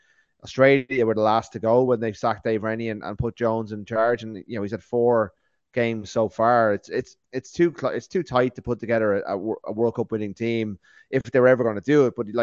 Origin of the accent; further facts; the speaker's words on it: Ireland; we're three Irish guys